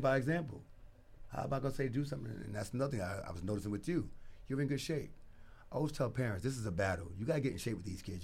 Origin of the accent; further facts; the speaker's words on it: New York City, New York, United States; moved away as an adult; also born or lived in New Hampshire / Far Rockaway / Lawrence; I'm originally from Brooklyn, New York